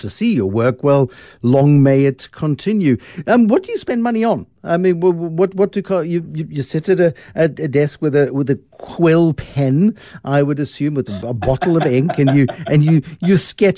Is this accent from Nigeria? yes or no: no; South Africa; as a South African